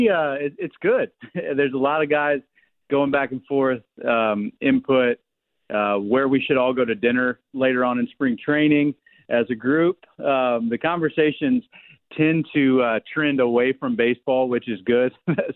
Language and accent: English; Indianapolis, Indiana, United States; from Indianapolis. I live there. I was born and raised there.